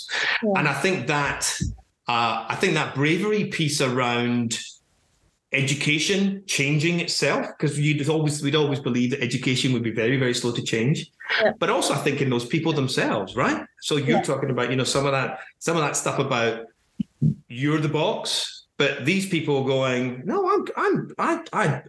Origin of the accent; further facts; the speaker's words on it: Glasgow, Scotland, United Kingdom; now in England; We're moving back to Glasgow in the new year